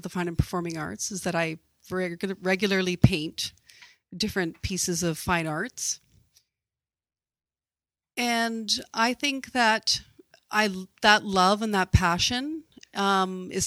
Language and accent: English; Kamloops, British Columbia, Canada; I was actually born and raised in Kamloops, British Columbia